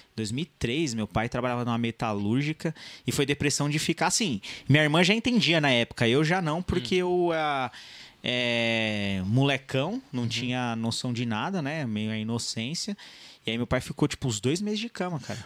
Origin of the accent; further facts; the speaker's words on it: São Paulo, Brazil; also born or lived in São Bernardo do Campo; eu não nasci no ABC, eu nasci em São Paulo, mas ali divisa com São Bernardo.